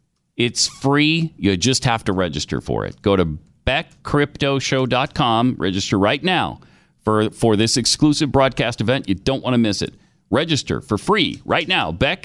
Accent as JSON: {"language": "English", "town": "Yorktown Heights", "region": "New York", "country": "United States", "tie": "born or raised there", "said": "I grew up in Yorktown Heights. So"}